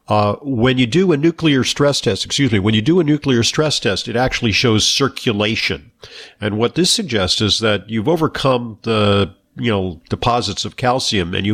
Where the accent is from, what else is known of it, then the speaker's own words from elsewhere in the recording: Santa Monica, California, United States; Okay, well, yeah, I'm from uh, Santa Monica, California, so yeah, it's my old